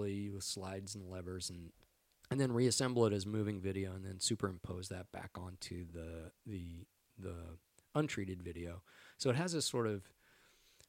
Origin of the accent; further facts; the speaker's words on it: Texas, United States; moved away; I'm from Texas